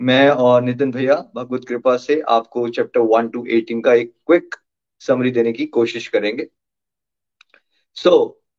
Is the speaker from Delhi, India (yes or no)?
no; Chamba, Himachal Pradesh, India; also born or lived in Australia; 1981 में मैं चंबा हिमाचल प्रदेश में बड़ा हुआ था गुड मिडिल क्लास फैमिली और फिर खुशी की तलाश में पढ़ाई के लिए चंडीगढ़ मणिपाल ऑस्ट्रेलिया ऐसा होता रहा मेरे साथ